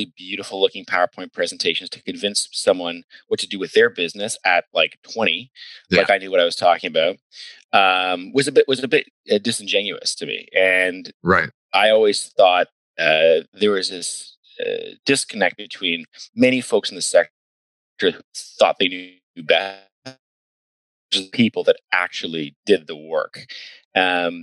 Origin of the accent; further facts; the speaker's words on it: Ayr, Ontario, Canada; moved away as an adult; also born or lived in Vancouver / United States; I grew up in Ayr, Ontario.